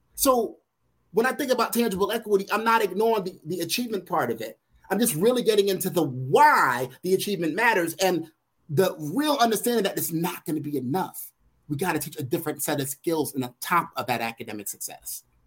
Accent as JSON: {"language": "English", "town": "New York City", "region": "New York", "country": "United States", "tie": "born or raised there", "said": "growing up in Brooklyn, New York"}